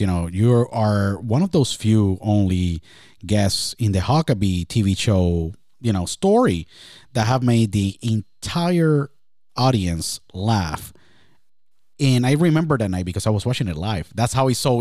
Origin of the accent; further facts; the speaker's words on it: Puerto Rico; I was born and raised in Puerto Rico